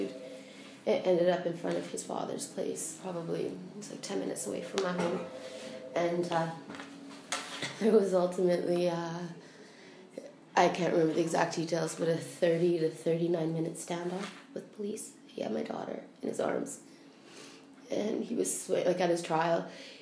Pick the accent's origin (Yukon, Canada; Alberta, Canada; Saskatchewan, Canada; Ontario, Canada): Alberta, Canada; now in Prince Edward Island, Canada; I'm from Alberta, originally.